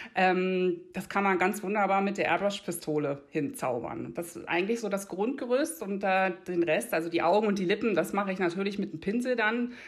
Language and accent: German; outskirts of Berlin, Brandenburg, Germany; accent: Berlin dialect; moved away as an adult; now in Einsiedeln, Switzerland; komme eigentlich ursprünglich ähm, aus dem Rand Berlin, Land Brandenburg, fünf Minuten von Berlin. Äh, tatsächlich kommt bei mir auch das Berlinern ab und zu durch